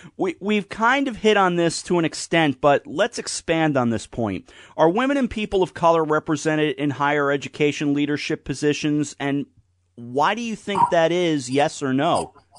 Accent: New York, United States; as a New Yorker, I'm sitting in the Hudson Valley

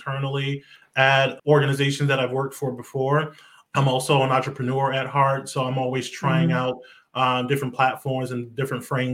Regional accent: about an hour from New York, Northeast, United States; I grew up here in the Northeast. So about an hour away from New York.

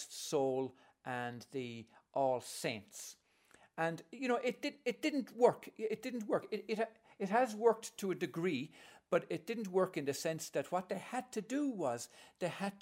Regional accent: Ireland; I'm coming from Holy Catholic Ireland, where I was an altar boy and I was going to be a priest

